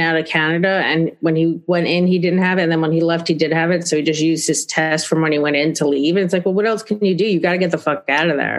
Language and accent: English; New York City, New York, United States; I'm from the Bronx, and the Bronx is pretty shitty